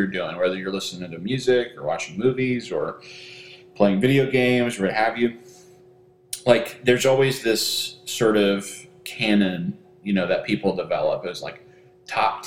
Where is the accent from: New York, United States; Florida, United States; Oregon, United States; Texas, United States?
Texas, United States; I am from Texas